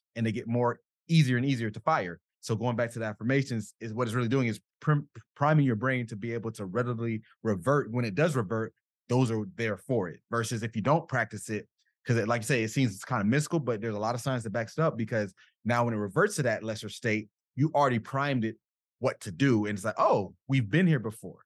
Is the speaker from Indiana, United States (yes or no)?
no; South Florida, United States; I'm from South Florida